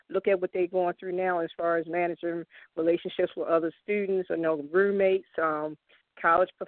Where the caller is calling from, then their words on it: Randallstown, Maryland, United States; I'm here. Um, um, I, I live in the um, Randallstown area, Baltimore.